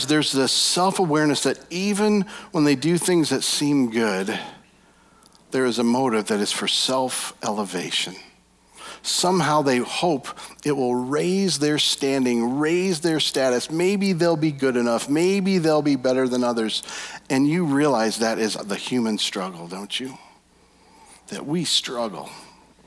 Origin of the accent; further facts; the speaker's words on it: Michigan, United States; We're from Michigan